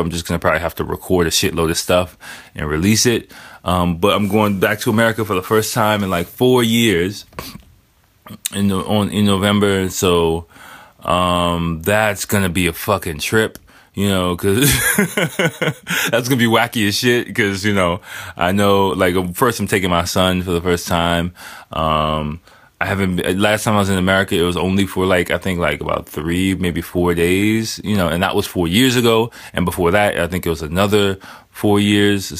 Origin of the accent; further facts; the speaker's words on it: United States; moved away; I am American